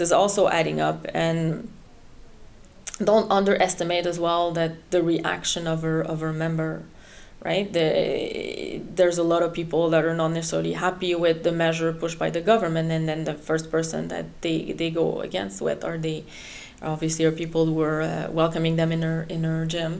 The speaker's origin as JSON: {"language": "English", "country": "Canada", "first_language": "French", "second_language": "English", "moved": "as an adult", "lives_now": "Netherlands", "said": "I'm actually Canadian, French Canadian, so French is my mother tongue"}